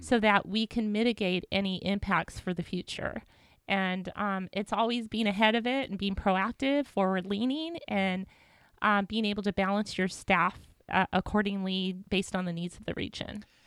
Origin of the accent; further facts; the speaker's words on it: Whittier, California, United States; I grew up in Whittier went to school